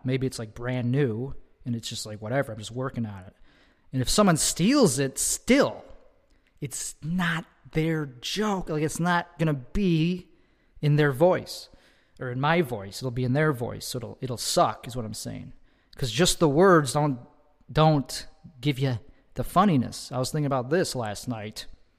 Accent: Chicago, Illinois, United States; I'm from Chicago. Chicago. That's where I'm from. I'm from the suburbs of Chicago.

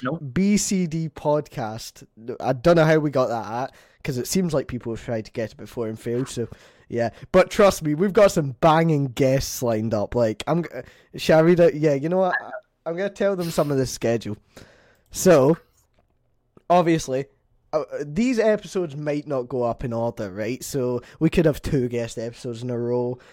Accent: Scotland, United Kingdom; I'm Scottish

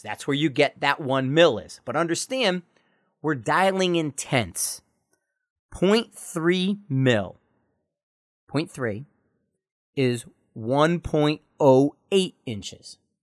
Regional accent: United States

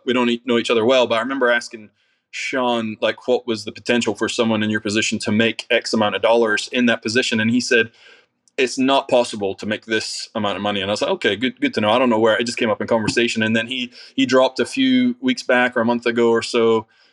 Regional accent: Scotland, United Kingdom; now in United States; I'm from Scotland

